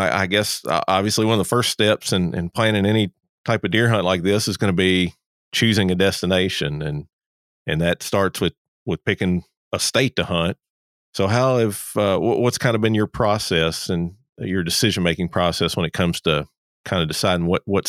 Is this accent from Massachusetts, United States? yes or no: no; Kentucky, United States; I'm a transplant from Kentucky to Georgia.